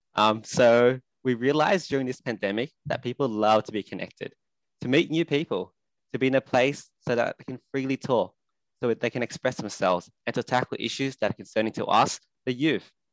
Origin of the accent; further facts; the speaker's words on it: Australia; also born or lived in Sydney; I'm an Australian currently living in Sydney